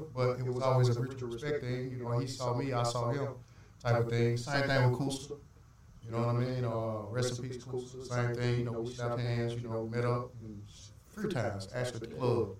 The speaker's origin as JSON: {"language": "English", "town": "Memphis", "region": "Tennessee", "country": "United States", "moved": "as an adult", "lives_now": "Los Angeles, United States", "said": "I'm from Memphis, but well traveled."}